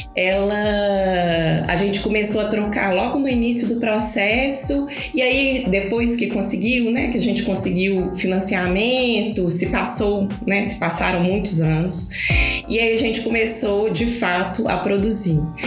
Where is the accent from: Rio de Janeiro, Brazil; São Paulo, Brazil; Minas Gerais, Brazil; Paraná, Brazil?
Minas Gerais, Brazil; Belo Horizonte; accent: mineiro; also born or lived in Brasília; Eu nasci em Brasília, né? Mas eu sou bem Belo Horizonte.